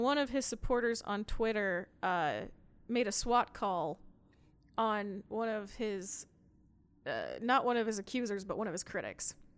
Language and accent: English; near Price, Utah, United States; close to my hometown, there was C E U, which is now U S U